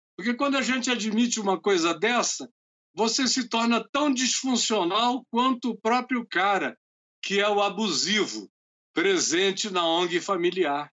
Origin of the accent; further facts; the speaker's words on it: Amazonas, Brazil; nós somos do Amazonas